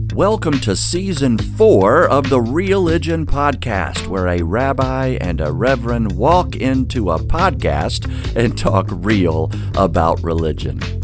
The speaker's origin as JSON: {"language": "English", "region": "Georgia", "country": "United States", "tie": "born or raised there", "moved": "yes", "said": "born and raised in Georgia"}